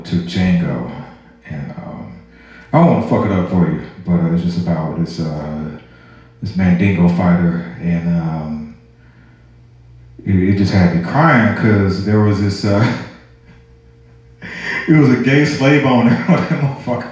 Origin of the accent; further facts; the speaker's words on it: St. Louis, Missouri, United States; now in Georgia, United States; I'm not from Georgia. I'm originally from St. Louis